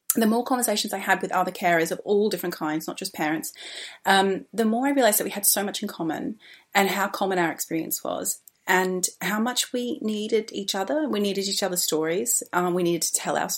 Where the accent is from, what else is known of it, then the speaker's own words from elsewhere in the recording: Australia; now in London, United Kingdom; I am an Australian who's been in London for a very, very long time. I live in Southeast London